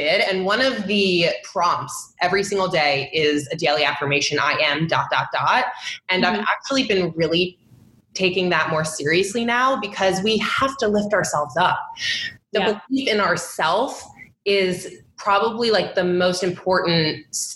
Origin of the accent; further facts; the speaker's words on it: Long Island, New York, United States; I'm originally from Long Island